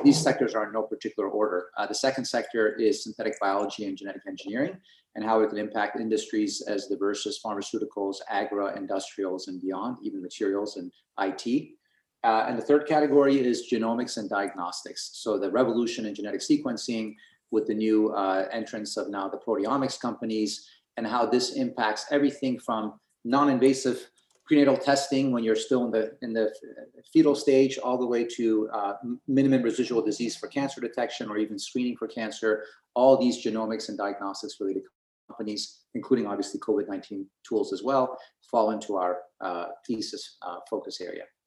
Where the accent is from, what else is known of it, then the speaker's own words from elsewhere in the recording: Portland, Oregon, United States; growing up in Portland, Oregon, to go to excellent public schools